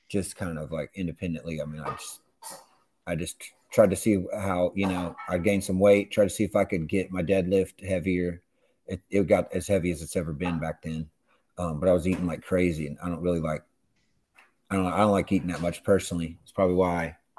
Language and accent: English; Cincinnati, Ohio, United States; moved away; I grew up in Southern Ohio. I grew up near Cincinnati.